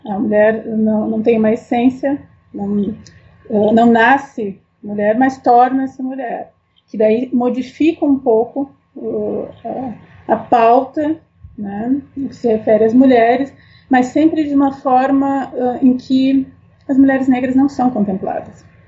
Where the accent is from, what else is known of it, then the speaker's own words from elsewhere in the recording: Porto Alegre, Rio Grande do Sul, Brazil; eu sou gaúcha, então minha, toda a minha formação e, e é, é, me criei em Porto Alegre